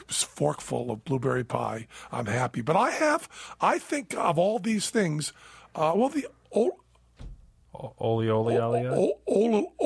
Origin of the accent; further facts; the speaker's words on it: Minnesota, United States; I'm from Minnesota, so it pains me to give any credit to those people to my east.